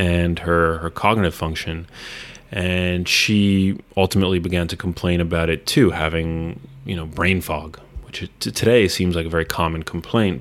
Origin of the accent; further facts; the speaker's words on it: New York City, New York, United States; moved away as an adult; also born or lived in Los Angeles; I grew up in New York City, and I moved back four years ago